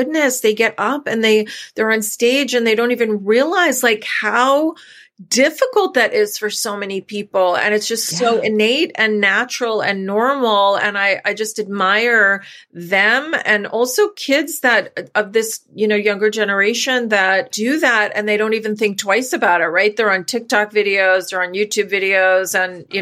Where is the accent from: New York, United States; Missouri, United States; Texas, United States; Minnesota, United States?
New York, United States; we're from New York originally.